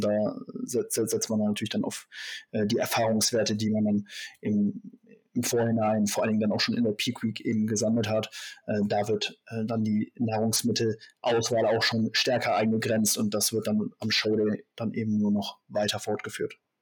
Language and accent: German; Germany; hier bei uns in Deutschland